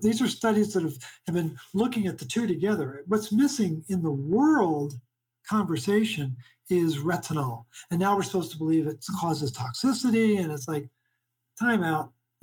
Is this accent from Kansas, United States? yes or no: no; Baltimore, Maryland, United States; But I'm originally from Baltimore.